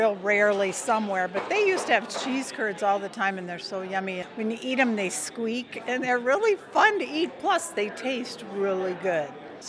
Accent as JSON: {"language": "English", "region": "Wisconsin", "country": "United States", "tie": "born or raised there", "said": "I was born in Wisconsin."}